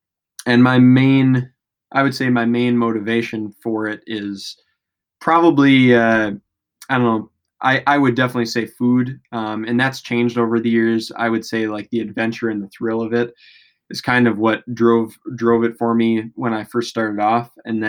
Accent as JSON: {"language": "English", "region": "Wisconsin", "country": "United States", "tie": "born or raised there", "said": "Well, I grew up in West Central Wisconsin, kind of right by the border of Wisconsin and Minnesota."}